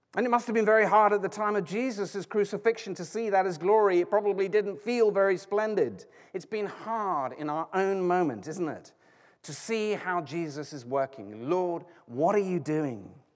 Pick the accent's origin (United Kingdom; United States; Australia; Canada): United Kingdom; I'm British